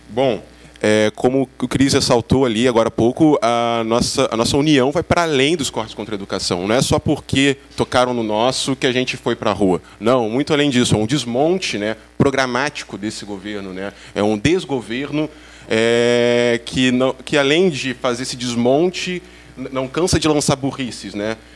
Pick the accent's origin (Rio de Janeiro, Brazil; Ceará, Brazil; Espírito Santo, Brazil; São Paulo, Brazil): Rio de Janeiro, Brazil; Niterói; Sou de Niterói, Rio de Janeiro.